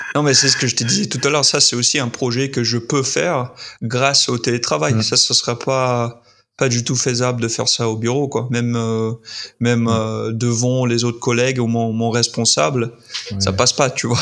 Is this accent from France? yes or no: no; Utah, United States; French is a second language; also born or lived in Madagascar; j'ai grandi dans l'Utah